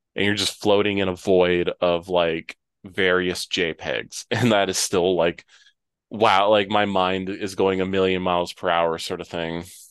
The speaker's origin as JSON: {"language": "English", "region": "Ohio", "country": "United States", "tie": "born or raised there", "moved": "yes", "lives_now": "North Carolina, United States", "said": "when I grew up in Ohio, we had tornado sirens."}